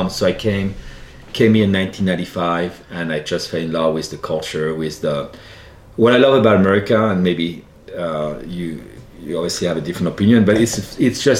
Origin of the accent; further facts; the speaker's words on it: Centre-Val de Loire, France; accent: French; English is a second language; moved away as an adult; now in United States; growing up in France